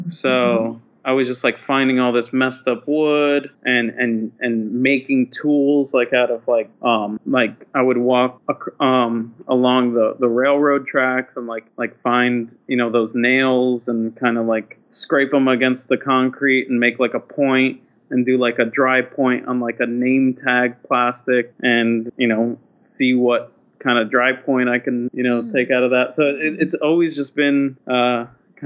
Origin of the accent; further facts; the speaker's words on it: New Brunswick, New Jersey, United States; I grew up in New Brunswick, New Jersey, which is basically a college town in a way